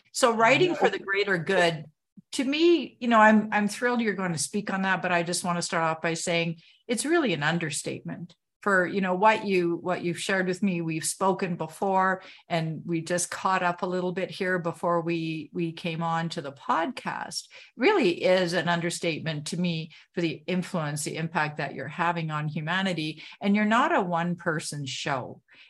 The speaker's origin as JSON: {"language": "English", "country": "Canada", "said": "I'm a Canadian, I had to say"}